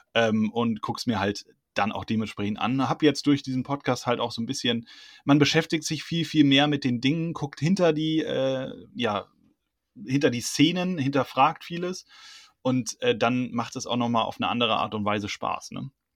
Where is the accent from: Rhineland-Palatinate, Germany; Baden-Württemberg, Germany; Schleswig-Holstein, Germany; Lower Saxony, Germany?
Rhineland-Palatinate, Germany; Hunsrück; ich komme aus dem Hunsrück